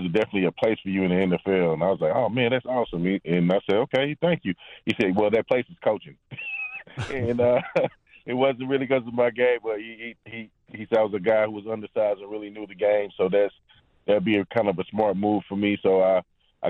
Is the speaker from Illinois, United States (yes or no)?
no; Temple, Texas, United States; also born or lived in Kentucky; I'm from Temple, Texas